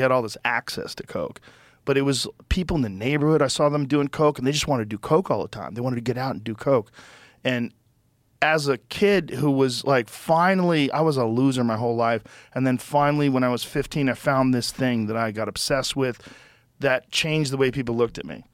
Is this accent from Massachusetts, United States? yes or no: yes; Newton, Massachusetts, United States; also born or lived in Boston; I grew up in Newton